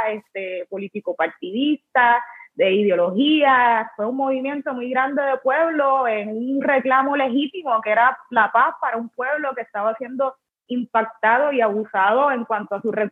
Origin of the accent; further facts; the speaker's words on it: Vieques, Puerto Rico; ¿cómo es posible que yo pedí por la paz para mi pueblo, para Vieques, que está siendo afectado de una forma tan evidente?